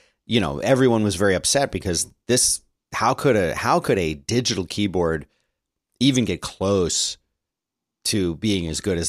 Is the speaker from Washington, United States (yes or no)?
no; Philadelphia, Pennsylvania, United States; accent: Philly; I'm from Philly. Come on, give me a break. I've worked really hard to lose the Philly accent.